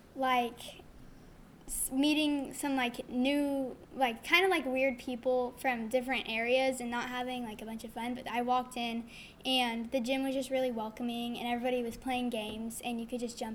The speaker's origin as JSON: {"language": "English", "town": "Round Rock", "region": "Texas", "country": "United States", "said": "I'm from Round Rock, Texas."}